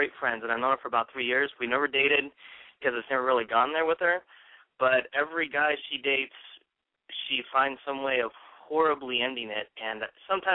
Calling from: Tempe, Arizona, United States; I am calling from Tempe, Arizona

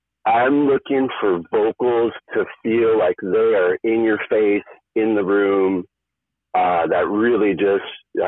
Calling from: California, United States; I'm in Orange County, California.

